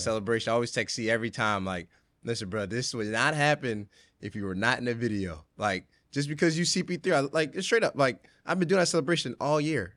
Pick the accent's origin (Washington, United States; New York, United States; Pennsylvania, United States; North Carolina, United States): Pennsylvania, United States; right outside Philadelphia; moved away as an adult; now in Brooklyn, United States; I grew up right outside Philly